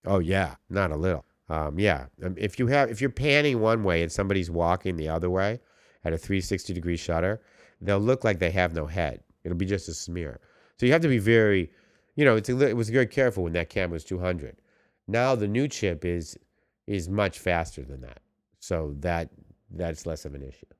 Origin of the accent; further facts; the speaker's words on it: New York, United States; now in Los Angeles, United States; we're all from New York